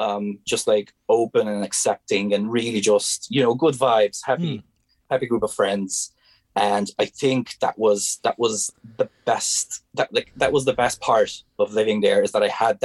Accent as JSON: {"language": "English", "area": "Pécel", "region": "Pest", "country": "Hungary", "tie": "born or raised there", "second_language": "English", "moved": "as an adult", "lives_now": "Ireland"}